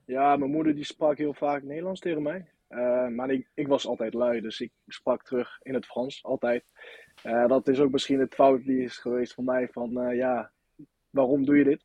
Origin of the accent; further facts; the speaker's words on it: Nantes, Pays de la Loire, France; accent: French; Dutch is a second language; moved away as an adult; now in Volendam, Netherlands; ik kom uit Nant